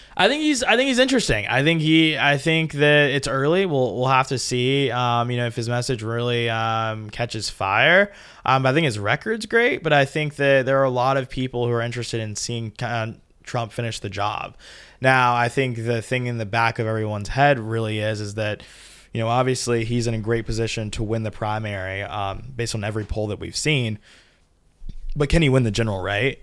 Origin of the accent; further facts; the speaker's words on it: Georgia, United States; I'm from Georgia.